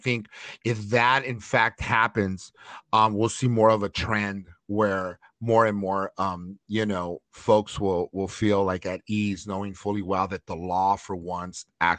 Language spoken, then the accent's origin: English; Los Angeles, California, United States; I grew up in Chinatown area in East LA, close to Chinatown